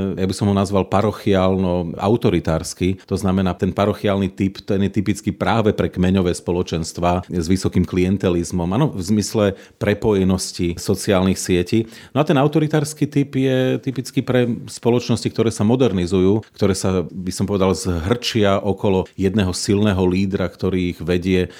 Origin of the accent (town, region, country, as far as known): Slovakia